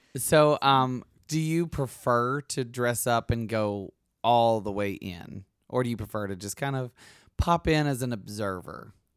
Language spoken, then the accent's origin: English; Alabama, United States; I'm from Alabama